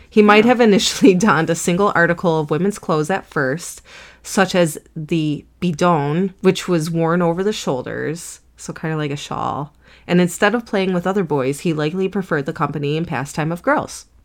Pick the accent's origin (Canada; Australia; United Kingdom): United Kingdom; Everybody in Britain is frigid, and I'm British, so don't worry